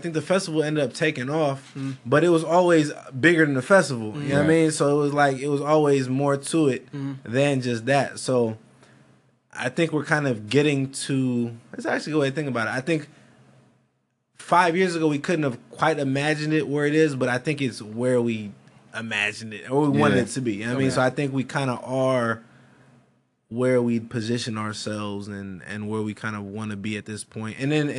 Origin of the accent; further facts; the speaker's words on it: California, United States; Like, I'm from the Bay, so it was nothing.